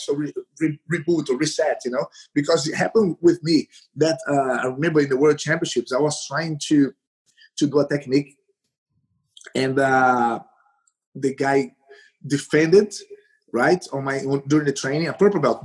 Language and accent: English; Recife, Pernambuco, Brazil; English is a second language; moved away; I, I am from Recife, the northeast of Brazil